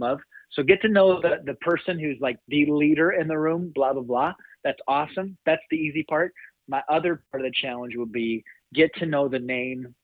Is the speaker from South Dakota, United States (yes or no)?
yes; South Dakota, United States; also born or lived in Kentucky; I'm born and raised in South Dakota